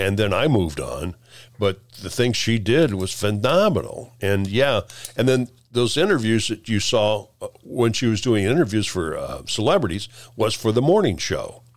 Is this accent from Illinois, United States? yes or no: yes; Peoria, Illinois, United States; moved away as an adult; also born or lived in Lincoln, Nebraska; I grew up in the Peoria area in Illinois, uh, mid-, s, central Illinois